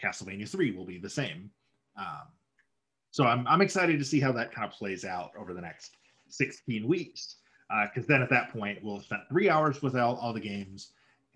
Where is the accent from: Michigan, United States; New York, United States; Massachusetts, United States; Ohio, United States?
Michigan, United States; near Saginaw; Saginaw, which is like the next town over